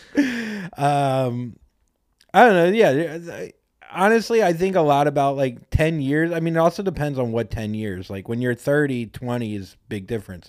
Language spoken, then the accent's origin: English; Florida, United States; now in Los Angeles, United States; I'm from Florida, and I'm from part, the part of Florida where no one really does shit